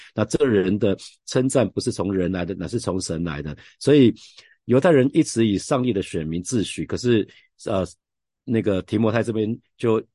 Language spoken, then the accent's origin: Chinese; Taiwan; 我们常讲，台语